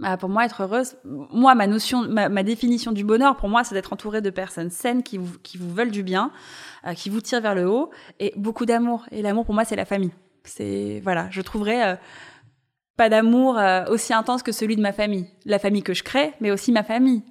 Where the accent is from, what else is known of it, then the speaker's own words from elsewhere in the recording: Paris, Île-de-France, France; Je suis née à Paris, j'ai grandi à Paris